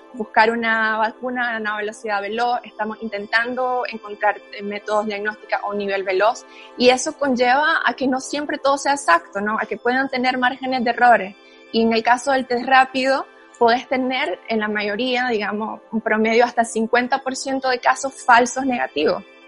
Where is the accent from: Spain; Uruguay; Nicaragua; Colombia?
Nicaragua; moved away as an adult; also born or lived in Germany; soy originalmente de Nicaragua, mi papá es alemán